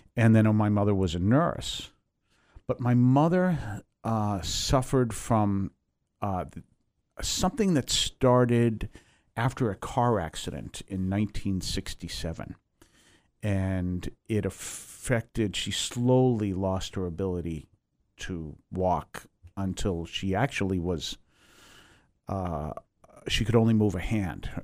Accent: Weymouth, Massachusetts, United States; I grew up in Weymouth, Massachusetts

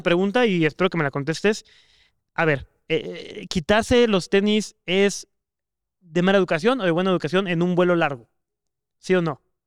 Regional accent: Mexico; como mexicano o como, pues sí, local

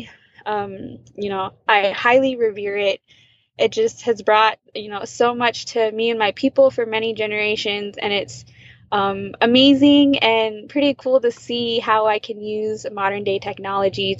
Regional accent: Crow Reservation, southeastern Montana, United States; I come from the Absalugan Nation, from the Crow Reservation located in southeastern Montana

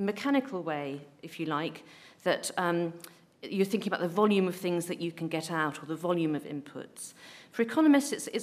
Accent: Ramsbottom, North West England, United Kingdom; I grew up in Ramsbottom

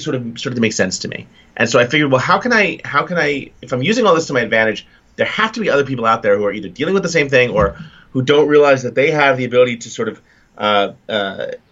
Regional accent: New York City, New York, United States; growing up in New York City, I spent my younger years in Staten Island

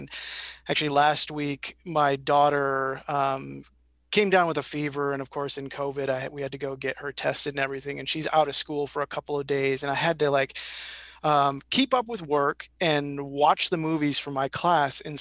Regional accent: Midwest, United States; as a Midwesterner

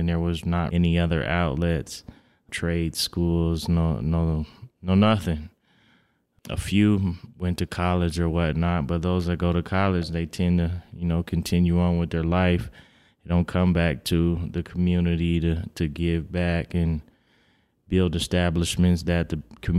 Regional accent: Reno, Nevada, United States; Born and raised in Reno, yes, sir.

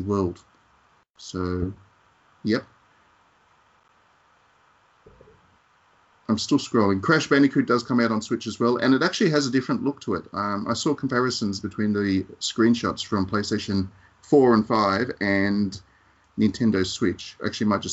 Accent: Australia; As an Australian

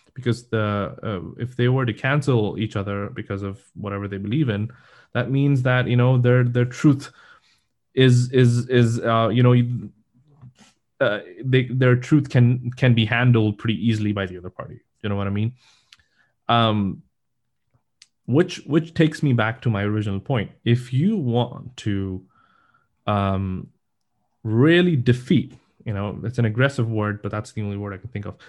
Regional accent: Pakistan; now in United States; I am from Pakistan

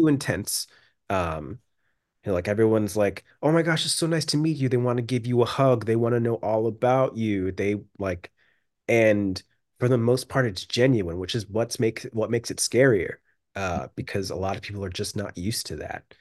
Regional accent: United States; moved away as an adult; also born or lived in London; I'm just this, like, weird mixed American dude

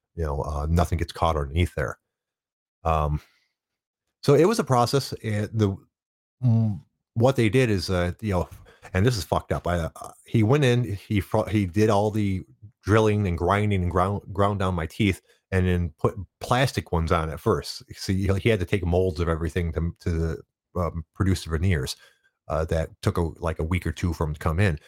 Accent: Detroit, Michigan, United States; I grew up in the Detroit area

